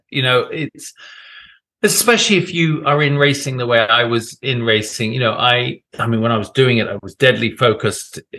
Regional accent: United Kingdom; as a British guy here, yeah, I mean, I I get hired for having being British, basically

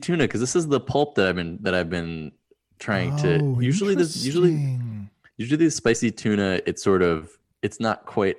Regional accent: New Hampshire, United States; New Hampshire.

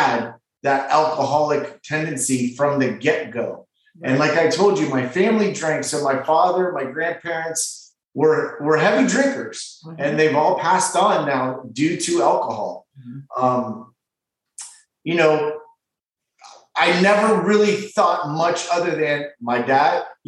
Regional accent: Ontario, Canada; now in West Palm Beach, United States; I was born in Ontario, Canada

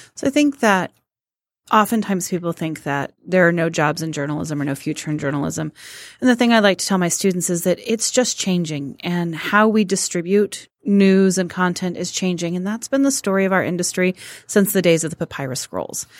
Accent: Colorado, United States; moved away as an adult; now in Detroit, United States; I never felt like a Michigander, and I'm from Colorado

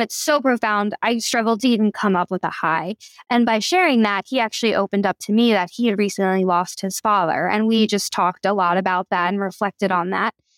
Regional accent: Philadelphia, Pennsylvania, United States; moved away as an adult; also born or lived in Vermont; I was born and raised in Philly by my two moms

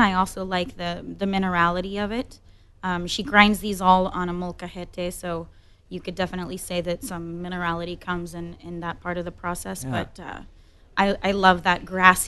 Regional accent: Cancún, Quintana Roo, Mexico; first language English and Spanish; moved away as an adult; also born or lived in Miami; I grew up in Cancun.

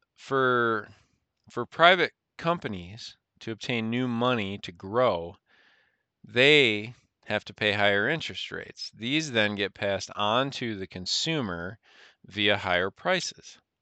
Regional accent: United States; as an American citizen

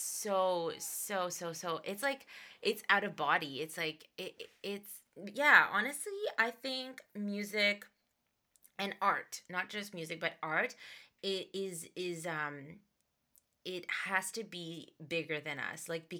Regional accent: Dubai, United Arab Emirates; Cause back when I was born in Dubai, and so back then there were, where I lived, there was a lot of Bollywood influence in Dubai. So I was growing up with Bollywood songs and English songs and everything.

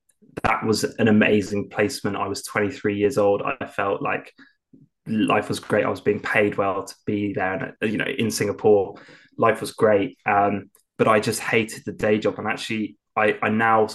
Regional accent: Lymington, South East England, United Kingdom; started consulting for a company down in my hometown in Lymington

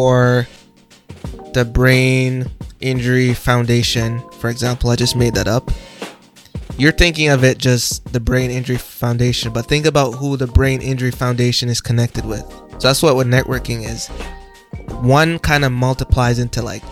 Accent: Jamaica; now in Canada; I'm from Jamaica

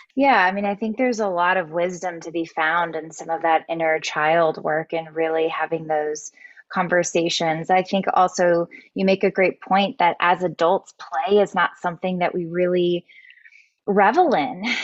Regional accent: South Texas, United States; moved away as an adult; also born or lived in Dallas, Texas; now in Austin, United States; I grew up in South Texas

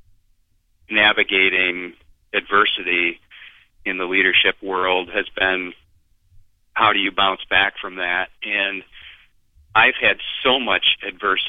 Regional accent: Beulah, Michigan, United States; My hometown, very, very small hometown of 421 people, Beulah, Michigan.

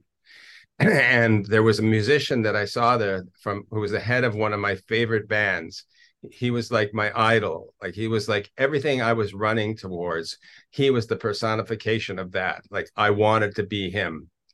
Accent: Toronto, Ontario, Canada; moved away as an adult; now in Israel; I grew up in Toronto, a native Canadian

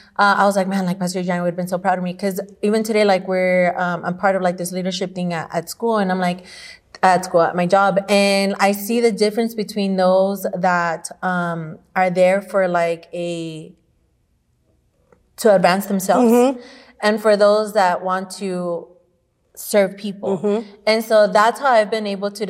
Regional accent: El Salvador; moved away; I grew up in El Salvador where, you know, I was grandma's baby

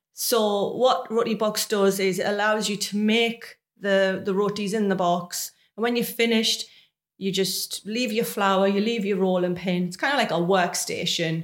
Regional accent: Sunderland, North East England, United Kingdom; moved away as an adult; now in Maidenhead, United Kingdom; So I'm originally from Sunderland, which is a city not far from Newcastle.

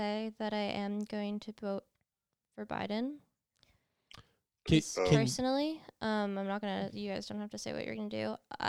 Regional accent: New York, United States; New York, baby.

